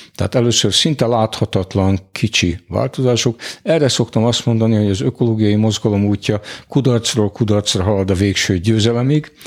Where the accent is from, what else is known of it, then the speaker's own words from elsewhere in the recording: Hungary; magyarok vagyunk